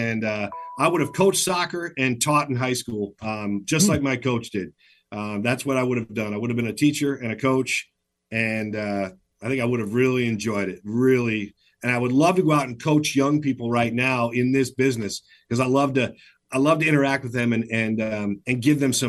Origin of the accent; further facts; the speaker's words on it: Michigan, United States; moved away as an adult; now in Seattle, United States; I grew up in Michigan.